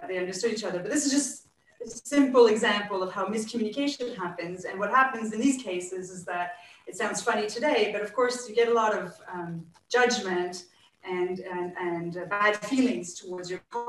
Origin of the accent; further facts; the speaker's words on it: Canada; now in France; as a Canadian living in France